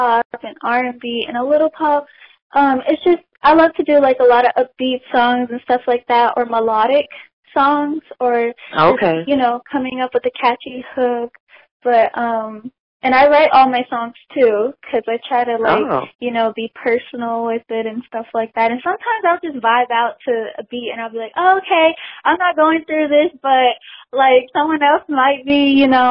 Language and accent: English; Atlanta, Georgia, United States; I was born in Atlanta, Georgia, and raised here, too